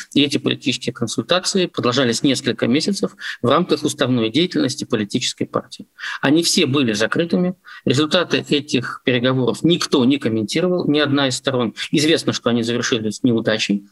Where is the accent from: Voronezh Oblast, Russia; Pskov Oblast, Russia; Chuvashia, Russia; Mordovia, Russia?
Pskov Oblast, Russia; как для политика, который всю жизнь работает в Псковской области и занимается публичной политикой у себя на родине с конца 80-х годов